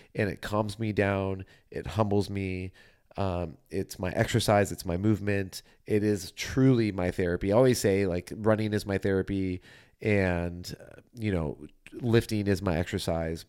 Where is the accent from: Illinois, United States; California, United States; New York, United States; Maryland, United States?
California, United States; Southern; I'm from Southern California